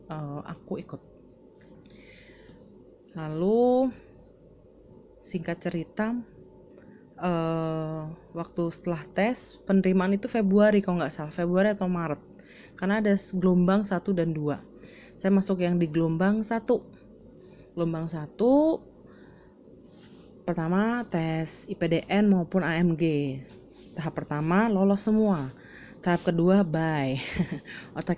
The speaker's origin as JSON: {"language": "Indonesian", "town": "Semarang", "region": "Central Java", "country": "Indonesia", "lives_now": "Cikarang, Indonesia", "said": "aku asal Semarang, lahir 7 Desember 93, anak pertama dari empat bersaudara juga dan di sini sekarang sudah bekerja puji Tuhan sekali itu di salah satu hotel international chain di Cikarang."}